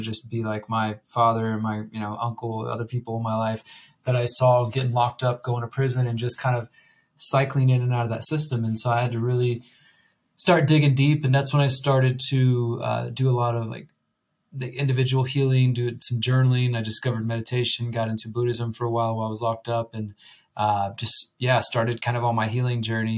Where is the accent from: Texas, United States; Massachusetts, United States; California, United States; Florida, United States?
Texas, United States; Houston; moved away as an adult; now in Mexico; I'm originally from Houston, Texas